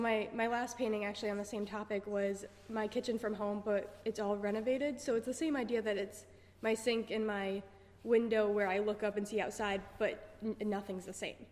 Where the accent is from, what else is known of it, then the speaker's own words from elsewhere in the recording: New York, United States; moved away as an adult; I'm from New York